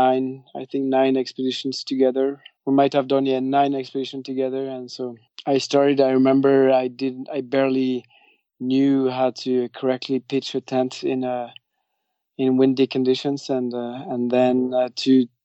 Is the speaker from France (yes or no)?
yes; Biarritz, Nouvelle-Aquitaine, France; moved away; also born or lived in Henningsvær, Norway; that's where I grew up in Biarritz, which is a surfer town.